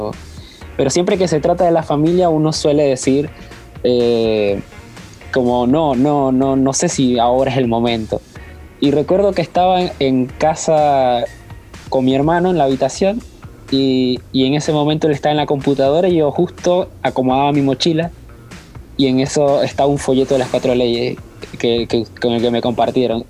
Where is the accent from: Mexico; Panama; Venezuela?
Panama; now in Buenos Aires, Argentina; Soy panameño, pero estoy viviendo en Buenos Aires, Argentina